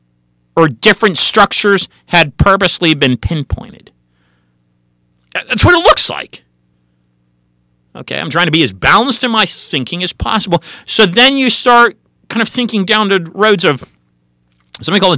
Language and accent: English; California, United States; I was born and raised in California